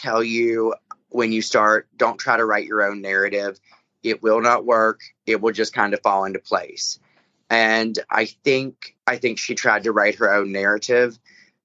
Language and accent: English; the South, United States; I'm a Southerner